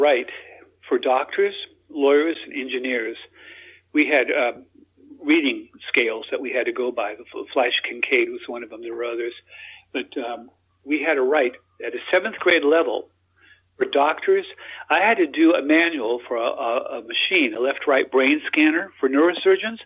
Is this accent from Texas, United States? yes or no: yes; Texas, United States; also born or lived in Australia; I'm an American too. I was born in Texas